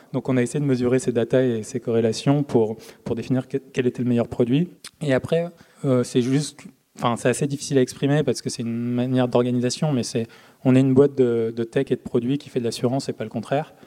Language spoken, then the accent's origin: French; Marseille, Provence-Alpes-Côte d'Azur, France; je viens de Marseille